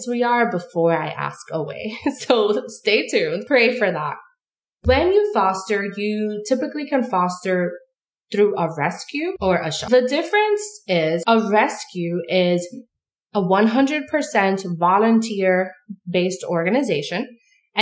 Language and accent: English; New York City, New York, United States; now in upstate New York, United States; I'm born and raised in New York City.